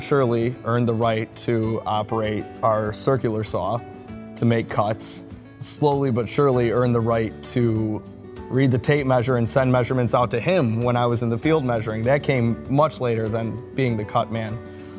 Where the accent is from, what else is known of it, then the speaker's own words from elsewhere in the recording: Burbank, Illinois, United States; I grew up in Burbank, South Side Chicago